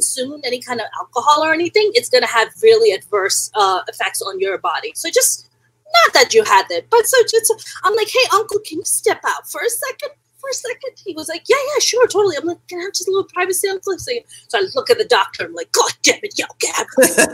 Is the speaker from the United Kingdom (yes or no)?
no; Pakistan; also born or lived in New York City, United States; now in Los Angeles, United States; Born and raised in Pakistan